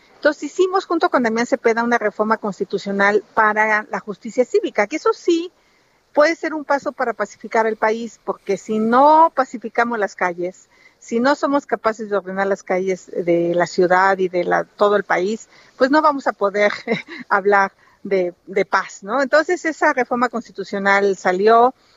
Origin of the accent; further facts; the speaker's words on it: Hidalgo, Mexico; now in Mexico City, Mexico; quiero mucho Hidalgo, nací en Hidalgo, pero tengo más de 40 años de vivir en la Ciudad de México.